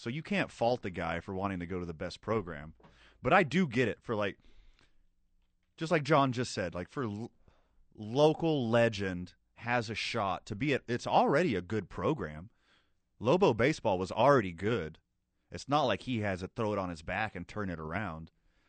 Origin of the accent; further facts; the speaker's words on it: Houston, Texas, United States; now in Albuquerque, United States; Born and raised in Houston.